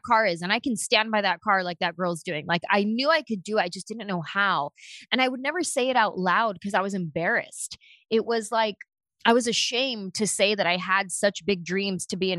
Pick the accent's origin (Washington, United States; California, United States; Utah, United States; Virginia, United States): California, United States; San Jose; Like, I'm this little Mexican-American girl from San Jose, California.